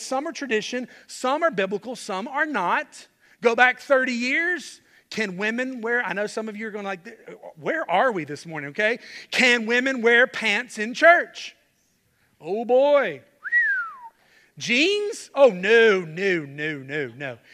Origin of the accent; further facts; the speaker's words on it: Charlotte, North Carolina, United States; I grew up in Charlotte, loved my home church